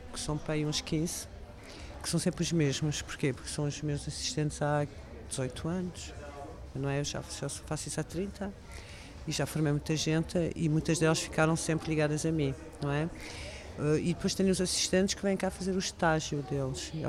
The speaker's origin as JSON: {"language": "Portuguese", "country": "France", "tie": "born or raised there", "second_language": "Portuguese", "moved": "as an adult", "said": "eu sou francesa, eu nasci em França e vivi muito tempo lá, até os meus 18 anos."}